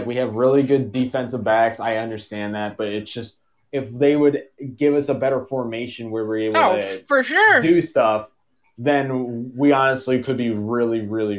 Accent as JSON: {"language": "English", "region": "Ohio", "country": "United States", "said": "I'm from Ohio"}